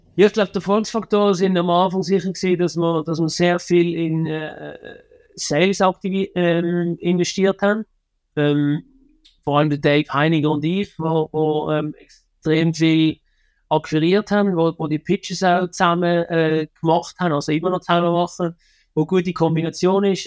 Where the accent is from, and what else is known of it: Switzerland